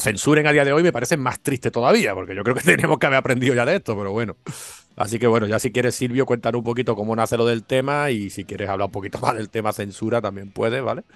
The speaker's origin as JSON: {"language": "Spanish", "town": "Málaga", "region": "Andalusia", "country": "Spain", "said": "yo desde aquí, como malagueño"}